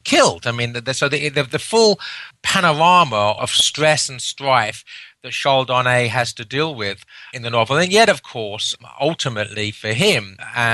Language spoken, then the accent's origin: English; England, United Kingdom; as an Englishman